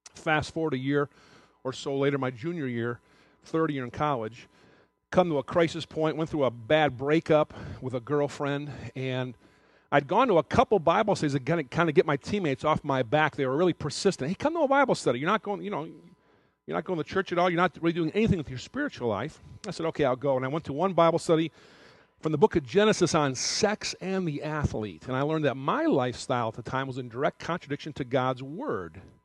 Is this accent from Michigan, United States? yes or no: yes; Detroit, Michigan, United States; moved away as an adult; also born or lived in Athens, Ohio; from Detroit, my hometown